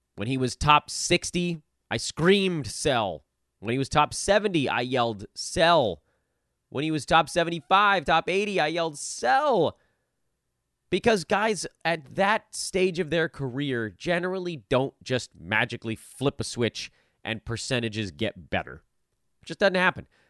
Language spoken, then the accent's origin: English; Los Angeles, California, United States; I'm from Los Angeles